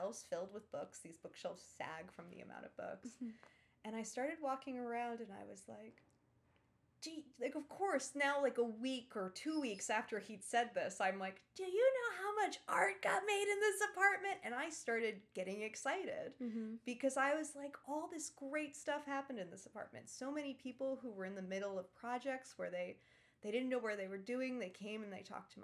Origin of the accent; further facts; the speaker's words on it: New York City, New York, United States; also born or lived in Ireland; I was raised on the Upper East Side